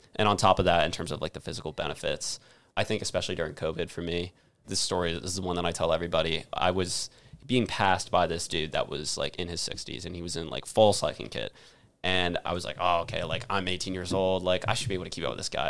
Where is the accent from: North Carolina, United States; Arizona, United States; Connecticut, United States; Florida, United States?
Connecticut, United States; Avon; my hometown in Avon, Connecticut